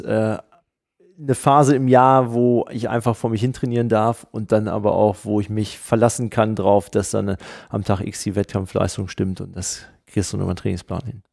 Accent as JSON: {"language": "German", "town": "Hanover", "region": "Lower Saxony", "country": "Germany", "said": "als Hannoveraner"}